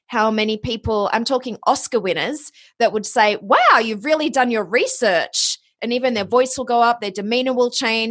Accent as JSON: {"language": "English", "country": "Australia", "also_born_or_lived": "Ohio, United States / Los Angeles, United States", "accent": "Australian", "moved": "as an adult", "said": "my origin story starts in Australia. You might be able to tell from the accent."}